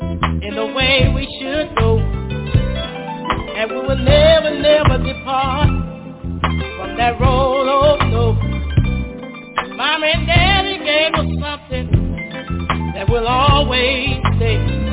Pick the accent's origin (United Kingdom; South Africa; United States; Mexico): United States; Houston, Texas; Growing up in Houston, Texas, on the north side of town, we were blessed to have both mother and father around.